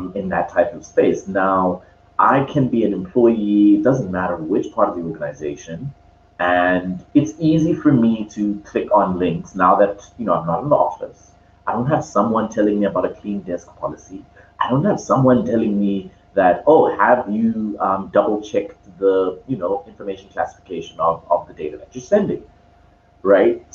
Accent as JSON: {"language": "English", "country": "Zambia", "tie": "born or raised there", "moved": "yes", "lives_now": "Cape Town, South Africa", "said": "right now I'm in Cape Town, even though I'm born from Zambia"}